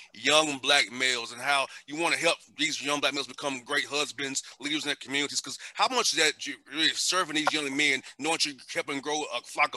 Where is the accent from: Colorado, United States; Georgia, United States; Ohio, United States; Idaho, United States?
Georgia, United States; Atlanta; I grew up in Atlanta and Vine City, you know, by the stadium